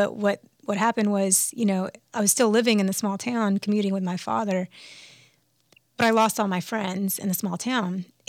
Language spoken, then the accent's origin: English; Birmingham, Alabama, United States; born there; I was born in Birmingham, Alabama, and my parents moved around quite a bit